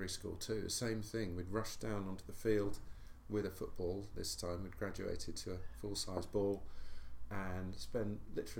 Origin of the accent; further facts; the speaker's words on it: Southend-on-Sea, East of England, United Kingdom; also born or lived in London; I was about one, and my family moved to Southend-on-Sea in Essex. And that's where I grew up.